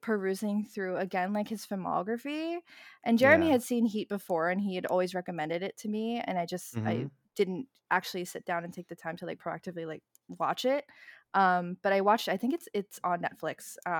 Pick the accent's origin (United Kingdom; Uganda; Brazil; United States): United States; Queens, New York; so I grew up in Queens, in Elmhurst, Queens, and there was a video rental store that was not Blockbuster. It was actually Filipino owned.